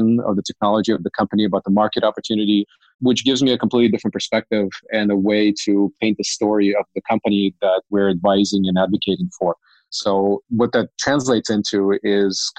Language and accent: English; Cupertino, California, United States; also born or lived in Ukraine; grew up in Cupertino, went to the same high school as Steve Jobs